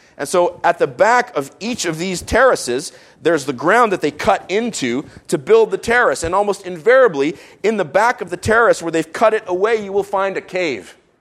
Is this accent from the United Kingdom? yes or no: no; Israel; moved away; I grew up in Israel